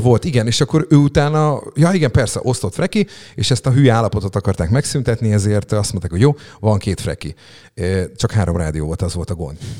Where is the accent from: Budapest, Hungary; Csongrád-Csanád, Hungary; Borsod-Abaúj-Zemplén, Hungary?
Csongrád-Csanád, Hungary; Szeged; Ilona utcában, Rókuson nevelkedtem fel, hat éves koromig ott laktam